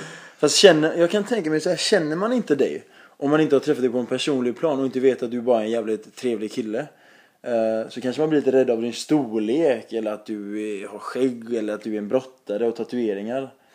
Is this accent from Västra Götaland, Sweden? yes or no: yes; Gothenburg, Västra Götaland, Sweden